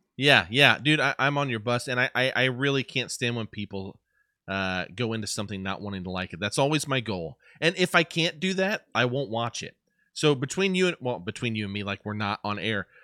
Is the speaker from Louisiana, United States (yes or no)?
no; Indiana, United States; I, I'm from Indiana